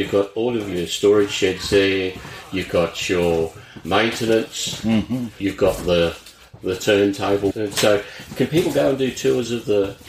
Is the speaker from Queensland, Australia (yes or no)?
yes; Brisbane, Queensland, Australia; I'm originally from Brisbane